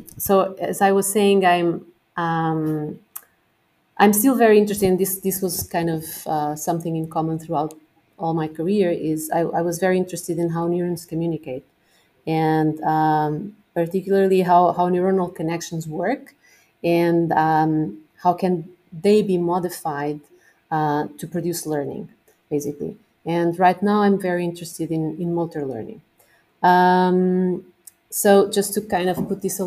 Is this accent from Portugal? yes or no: yes; Coimbra, Centro, Portugal; moved away as an adult; also born or lived in New York; now in Lisbon, Portugal; I was born in Coimbra. I've lived there all my life until I went to university there